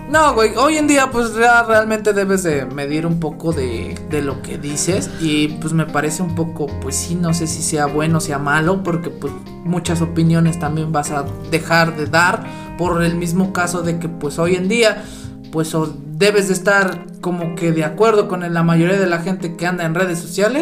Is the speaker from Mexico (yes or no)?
yes; Mexico; como mexicanos tenemos el ingenio